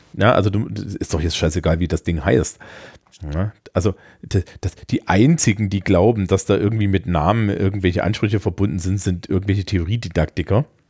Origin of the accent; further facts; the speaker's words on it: Bavaria, Germany; bei uns in Bayern